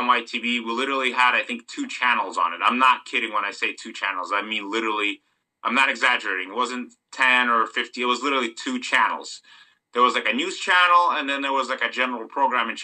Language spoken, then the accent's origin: English; Moldova; now in United States; when I was growing up, I'm from Moldova. Okay, I'll just say it. So I'm from Moldova